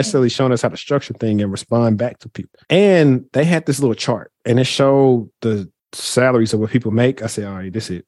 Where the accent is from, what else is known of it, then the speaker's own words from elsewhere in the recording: Shreveport, Louisiana, United States; now in Dallas, United States; I'm from Shreveport, Louisiana.